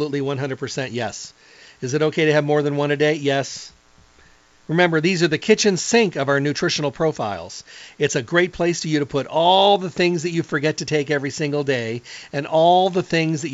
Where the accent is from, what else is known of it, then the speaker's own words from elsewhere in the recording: Midwest, United States; moved away; I came from the Midwest where ketchup was considered hot